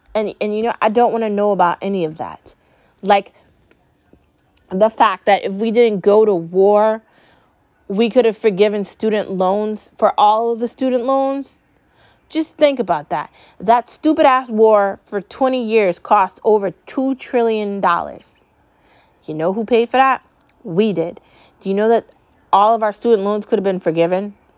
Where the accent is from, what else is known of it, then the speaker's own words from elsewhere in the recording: United States; I'm an American. My mom's an American